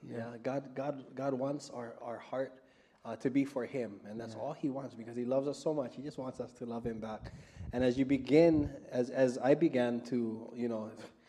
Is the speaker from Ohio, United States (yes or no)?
no; Aiea, Hawaii, United States; I'm from Aiea, that's why. A-town.